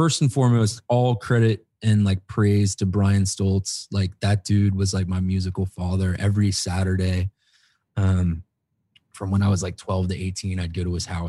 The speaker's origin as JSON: {"language": "English", "town": "New Orleans", "region": "Louisiana", "country": "United States", "tie": "born or raised there", "said": "I grew up in New Orleans"}